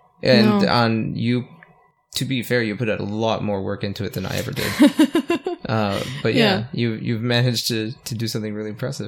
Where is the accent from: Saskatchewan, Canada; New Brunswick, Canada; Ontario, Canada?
New Brunswick, Canada; accent: Acadian; I'm French Canadian.